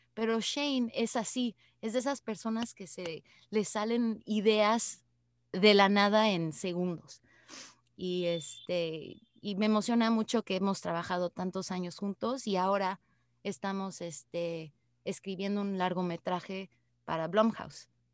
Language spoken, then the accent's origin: Spanish; Mexico; now in Canada; México, ¿no? De donde yo vengo.